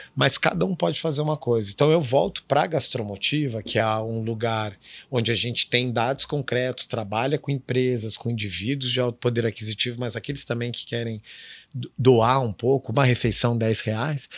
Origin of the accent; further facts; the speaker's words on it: Curitiba, Paraná, Brazil; moved away as an adult; also born or lived in Israel; now in Rio de Janeiro, Brazil; eu cresci em Curitiba